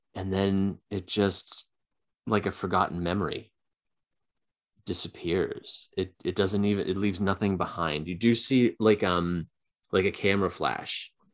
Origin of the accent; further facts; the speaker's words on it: Boston, Massachusetts, United States; we're from Boston